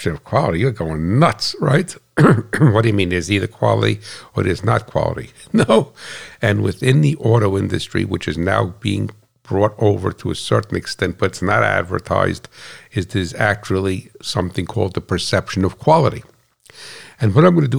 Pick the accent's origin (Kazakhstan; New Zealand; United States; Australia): United States; I'm American